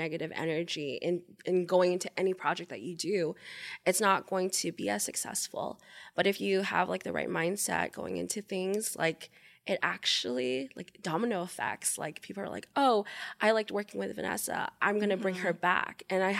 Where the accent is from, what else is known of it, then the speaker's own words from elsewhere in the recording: Japan; also born or lived in Philippines; I grew up in Japan. I was born in the Philippines.